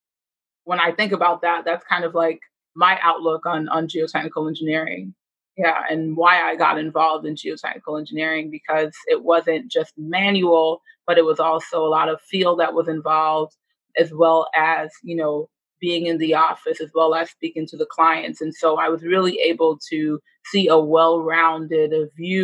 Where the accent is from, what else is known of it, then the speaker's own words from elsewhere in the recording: New York City, New York, United States; I am from the Bronx. I'm from the Northeast Bronx.